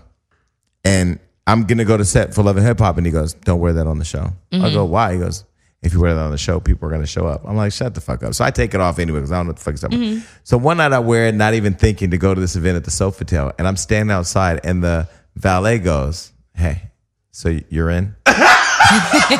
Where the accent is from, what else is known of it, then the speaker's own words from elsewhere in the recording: Stockton, California, United States; I come from Stockton, California